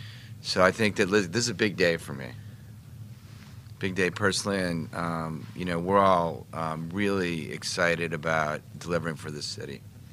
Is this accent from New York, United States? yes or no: no; Washington, District of Columbia, United States; also born or lived in Chevy Chase; Look, obviously growing up in Washington and Chevy Chase, you know, all the history that I experienced with the Joe Gibbs era